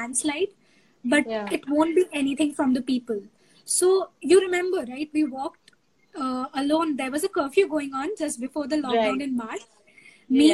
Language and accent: English; Kolkata, West Bengal, India; in Calcutta, in my hometown